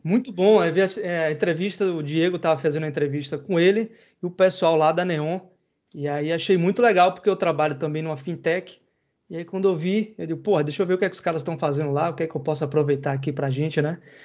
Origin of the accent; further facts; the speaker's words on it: interior of Bahia, Brazil; Eu sou do interior da Bahia, não sou de Salvador capital como rasta, mas enfim, sou baiano por natureza